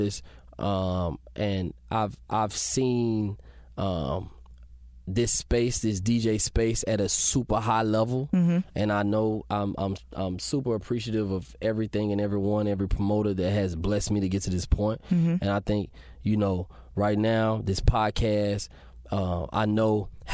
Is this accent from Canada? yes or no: no; Memphis, Tennessee, United States; moved away as an adult; now in Atlanta, United States; I'm from Memphis, so my foundation is blues.